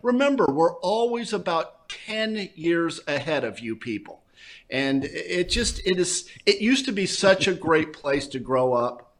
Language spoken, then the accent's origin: English; Southern California, United States; growing up in Southern California